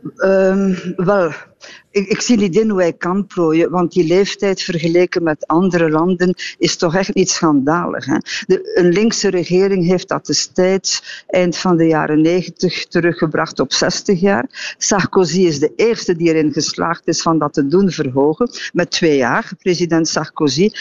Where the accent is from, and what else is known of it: Belgium